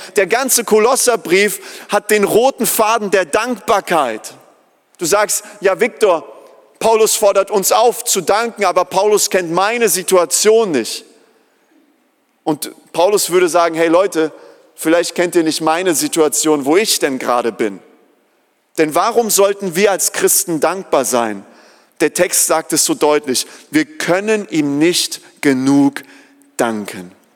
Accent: Germany; wir als Deutsche

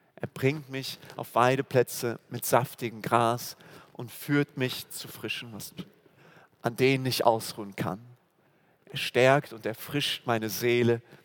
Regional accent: Germany; wir als Deutsche, also äh, wo wir herkommen

